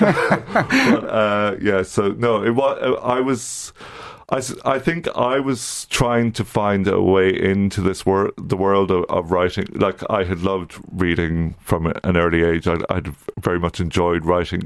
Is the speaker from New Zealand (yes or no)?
no; County Louth, Leinster, Ireland; moved away; also born or lived in Coleraine, Northern Ireland; I'm from County Louth originally